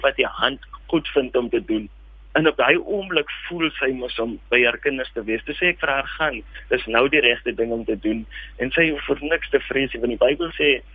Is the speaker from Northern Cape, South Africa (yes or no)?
yes; Springbok, Northern Cape, South Africa; Ja, ek is gebore hier op Springbok. Ek het grootgeword in die omgewing